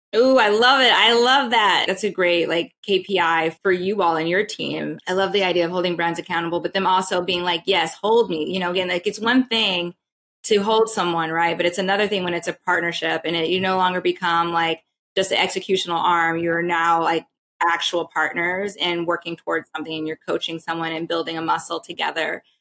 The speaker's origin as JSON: {"language": "English", "region": "Texas", "country": "United States", "said": "I'm from Texas."}